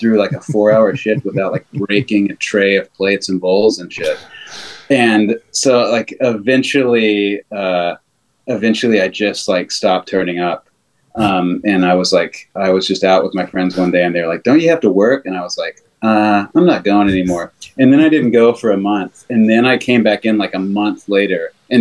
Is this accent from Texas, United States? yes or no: yes; Texas, United States; moved away; also born or lived in Dallas; I grew up in Texas